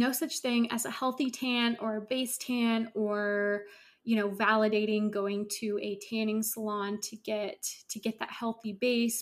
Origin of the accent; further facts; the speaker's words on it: Northern California, United States; I grew up in Northern California